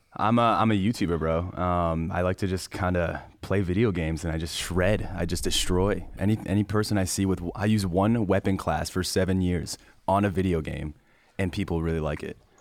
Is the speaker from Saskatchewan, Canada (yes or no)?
no; Parry Sound, Ontario, Canada; also born or lived in Shawanaga First Nation; Perry Sound, Canada, but I grew up on a reservation called Shawanaga First Nation